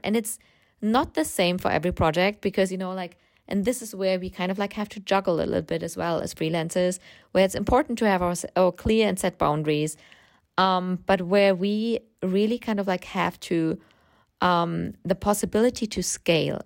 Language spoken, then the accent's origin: English; Germany; English is a second language; I grew up in Germany, as you can hear from my accent.